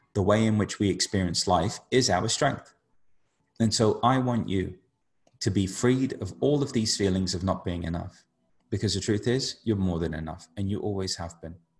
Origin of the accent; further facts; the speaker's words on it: United Kingdom; somebody who grew up being Indian in the UK